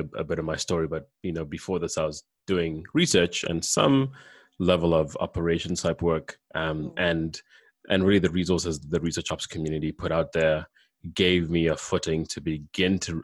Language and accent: English; Kenya; moved away as an adult; also born or lived in Canada; I'm from Kenya. I came to Canada for undergrad